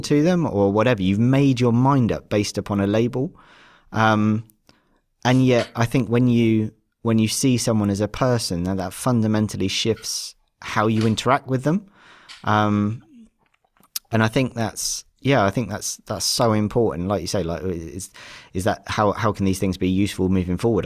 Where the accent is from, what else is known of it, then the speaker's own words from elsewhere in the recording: Devon, South West England, United Kingdom; I've grown up in a very white centric, um, lower middle class um, environment, kind of where I grew up down in Devon